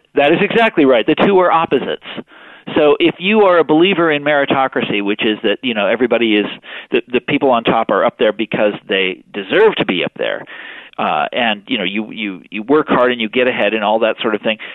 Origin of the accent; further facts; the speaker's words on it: Kansas, United States; moved away; I'm from Kansas